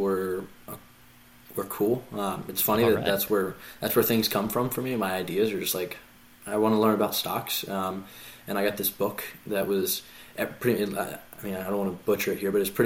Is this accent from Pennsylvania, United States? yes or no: yes; Philadelphia, Pennsylvania, United States; I grew up all in Philly